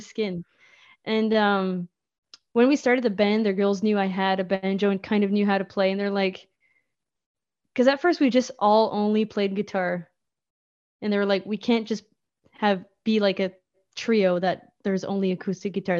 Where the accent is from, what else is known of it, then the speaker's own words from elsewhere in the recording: Memramcook, New Brunswick, Canada; also born or lived in Moncton; I grew up in Memrum Cook.